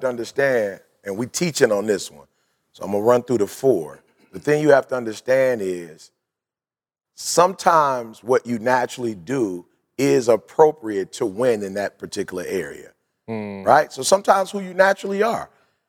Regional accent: Detroit, Michigan, United States; I wasn't a Seventh-day Adventist at the time, but growing up in Detroit, you couldn't afford an automatic.

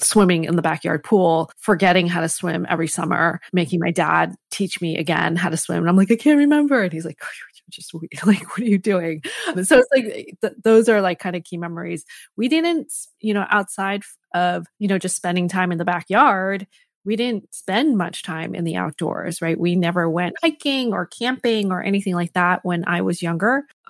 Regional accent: Connecticut, United States; So I grew up in Connecticut and my parents were immigrants to this country.

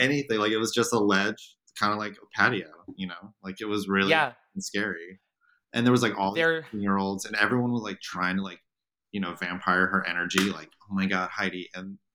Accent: the South, United States; moved away as an adult; also born or lived in Germany / Greece / New York; I grew up in the South where things are maybe two stories tall

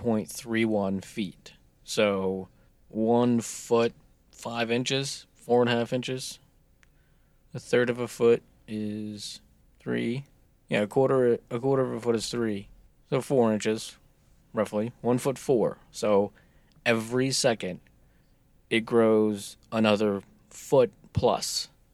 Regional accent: United States; I'm American.

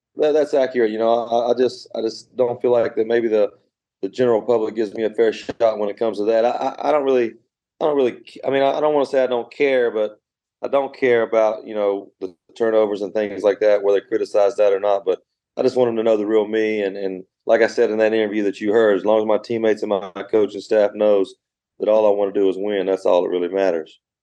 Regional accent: Belle, West Virginia, United States; I'm from Bell West Virginia.

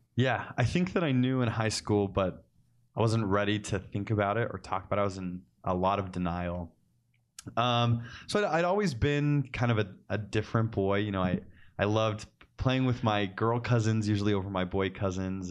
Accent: Cottonwood Heights, Utah, United States; I actually just grew up down the street from where the Ostlers are, so in Collingwood Heights, Utah

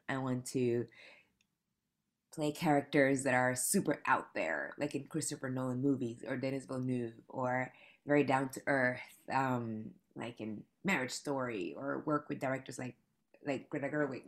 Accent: Panama; moved away as an adult; now in New York City, United States; I moved to New York City eight years ago from Panama. I'm from Panama.

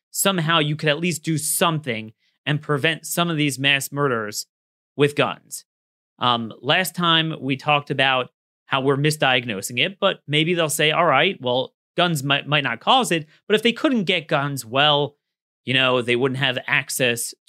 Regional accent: Baltimore, Maryland, United States; my hometown. I mean, need I say more than Baltimore

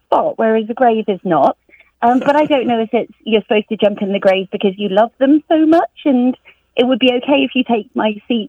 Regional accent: Stratford-upon-Avon, West Midlands, United Kingdom; moved away as an adult; also born or lived in Leeds, Yorkshire; now in Bromsgrove, United Kingdom; from Stratford-upon-Avon, where I was born and grew up.

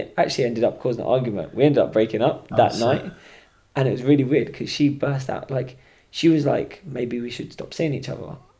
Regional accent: Scotland, United Kingdom; Oh, I'm from Scotland, you know, and just come down for the weekend with my mates and that.

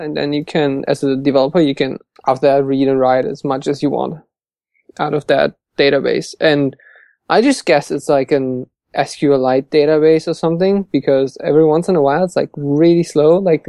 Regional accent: Hamburg, Germany; I'm from Hamburg in Germany, up north

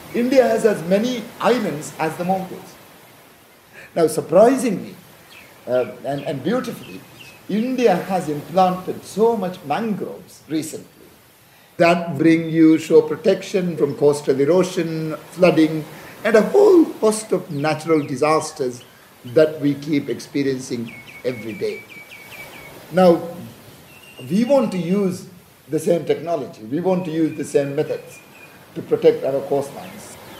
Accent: Maldives; also born or lived in Liverpool; When we grew up in the Maldives, we had beach, uh, we had the sea, and we went swimming almost every

